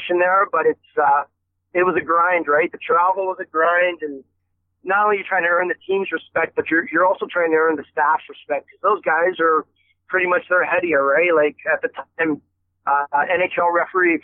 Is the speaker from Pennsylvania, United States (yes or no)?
yes; Erie, Pennsylvania, United States; my hometown, Erie, Pennsylvania